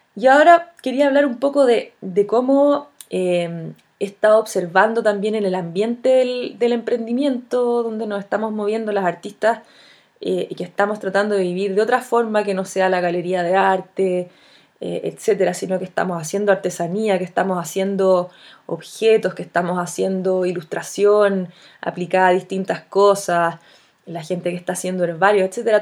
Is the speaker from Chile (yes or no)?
yes; Chile